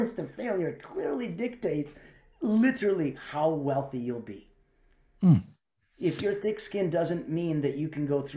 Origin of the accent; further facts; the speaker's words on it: Calgary, Alberta, Canada; also born or lived in Russia; I'm from Calgary, Alberta, right? So yeah, right. Besides being born in Russia, I grew up in Calgary.